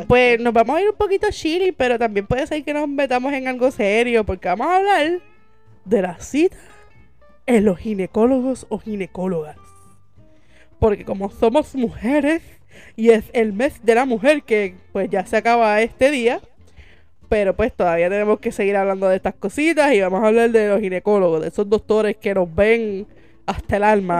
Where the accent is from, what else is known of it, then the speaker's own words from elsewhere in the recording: San José, Puerto Rico; yo soy de San José